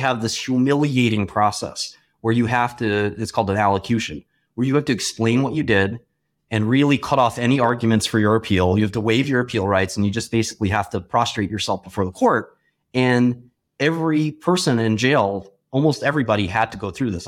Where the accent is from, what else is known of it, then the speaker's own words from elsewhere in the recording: New York City, New York, United States; growing up in Brooklyn as, as a relatively poor kid